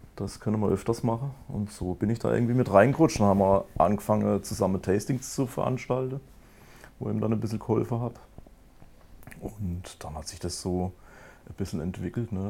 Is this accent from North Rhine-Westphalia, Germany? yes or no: no; Kappelrodeck, Baden-Württemberg, Germany; in Kabelrode, wo ich herkomme, wir haben da 6000 Einwohner